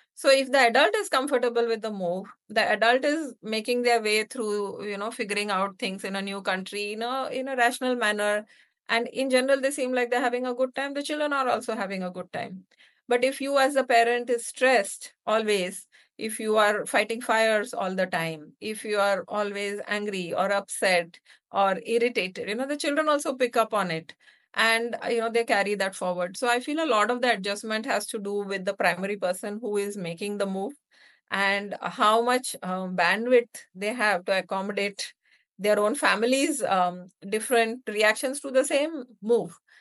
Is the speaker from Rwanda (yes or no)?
no; India; moved away as an adult; also born or lived in United States / Hyderabad, India; now in Singapore; the move back to India from the U S